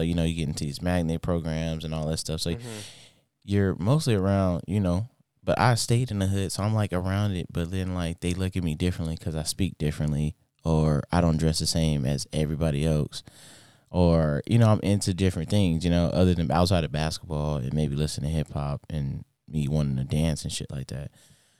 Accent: Inglewood, California, United States; I grew up in Inglewood. Predominantly like Hispanic black neighborhood

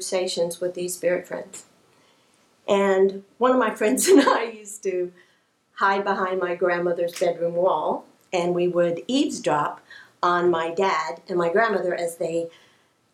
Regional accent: Kansas City, Missouri, United States; I grew up in Kansas City, Missouri

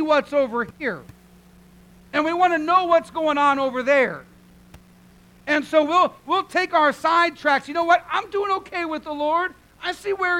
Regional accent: Sarasota, Florida, United States; moved away as an adult; also born or lived in British Columbia, Canada; I grew up here in Sarasota.

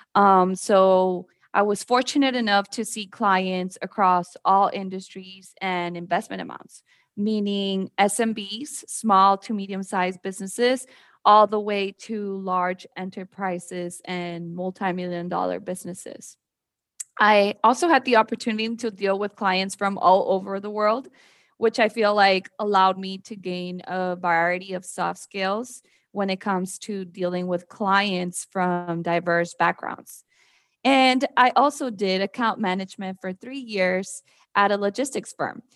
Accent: Mexico; moved away as an adult; also born or lived in Mexico City, Mexico / San Antonio, Texas, United States; now in Austin, United States; So I'm actually originally from Mexico City. I moved to the border when I was very little, so had that border life experience where I lived in Mexico but crossed to the US to go to school

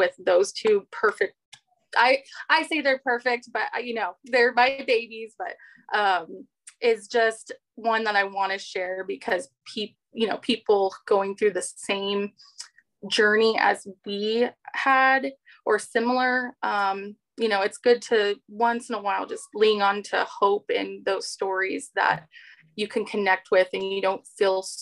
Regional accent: Southern California, United States; moved away; also born or lived in North Dakota; I grew up in SoCal.

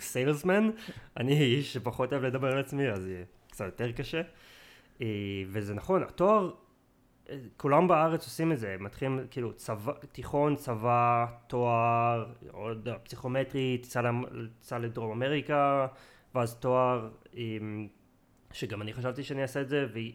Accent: Israel; moved away as an adult; also born or lived in England; now in near London, United Kingdom; נולדתי בארץ, חייתי רוב החיים שלי בארץ

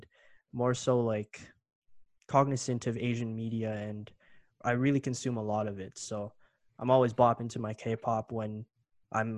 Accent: Canada; I grew up here in Canada

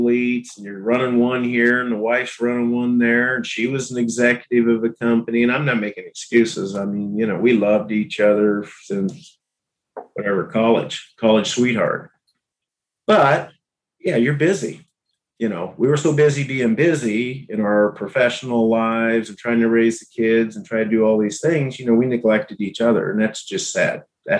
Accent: Abilene, Kansas, United States; moved away as an adult; also born or lived in Minnesota; Abilene, in 2016. Bought a house a block away from my mom and sister. My boyhood home, you know, was a block away.

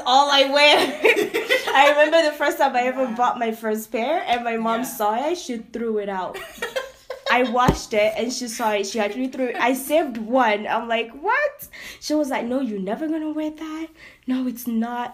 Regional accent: Nigeria; accent: Nigerian; now in Canada; we're coming from Nigeria, having that kind of doctrine, family doctrine, and generational culture as well

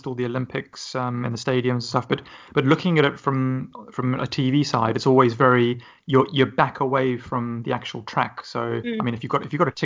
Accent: South Africa; being South African myself

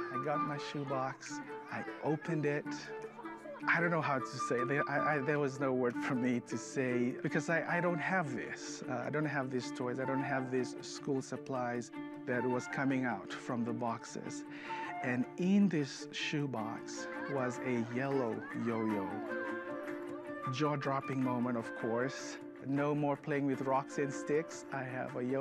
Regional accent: Fiji; moved away; I'm originally from the Fiji Islands.

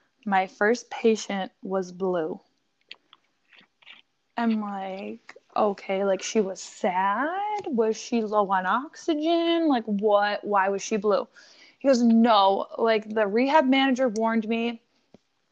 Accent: Buffalo, New York, United States; We are from Buffalo, New York

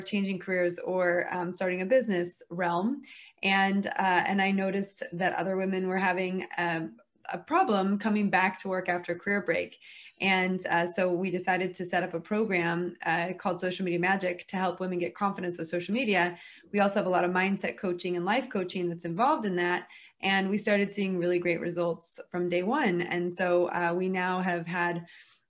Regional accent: United States; moved away as an adult; now in United Kingdom; I am American, although I operate my business in the UK because I'm married to a Brit

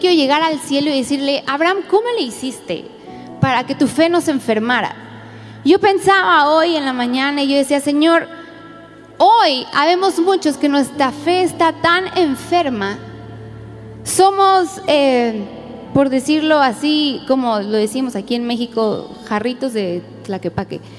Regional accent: Spain; Soy española, sí es cierto.

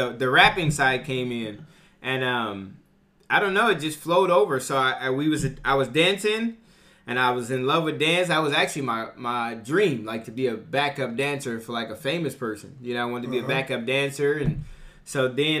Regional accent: Bakersfield, California, United States; Born and raised Bakersfield, California

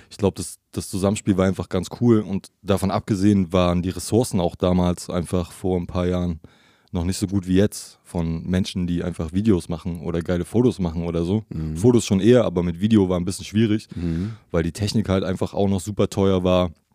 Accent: Leipzig, Saxony, Germany; Also mehr oder weniger in Leipzig geboren

